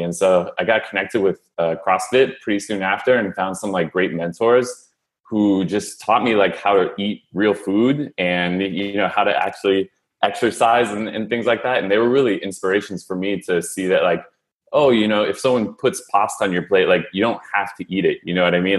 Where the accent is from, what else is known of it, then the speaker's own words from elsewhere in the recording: San Francisco, California, United States; moved away as an adult; also born or lived in Philadelphia; I was born and raised in San Francisco